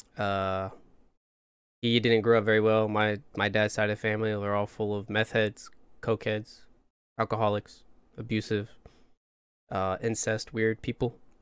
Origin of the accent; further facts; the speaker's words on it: Plymouth, Indiana, United States; moved away as an adult; now in Texas, United States; I'm from a small town, Plymouth, Indiana